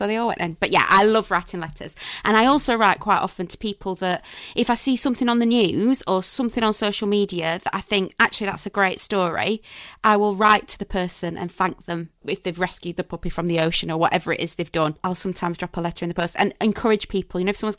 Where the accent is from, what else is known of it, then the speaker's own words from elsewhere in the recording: Sheffield, Yorkshire and the Humber, United Kingdom; I'm from Sheffield.